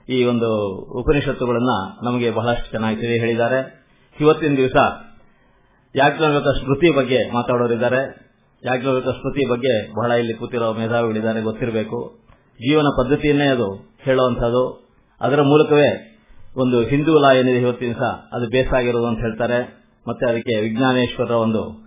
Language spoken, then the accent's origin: Kannada; D. V. Gundappa's town, Karnataka, India; ನಾವು D V ಗುಂಡಪ್ಪನವರು ಊರಿನವರೇ ಅವ್ರ school ಮುಂದೆನೆ ಓಡಾಡ್ತಾ ಇರ್ತೀವಿ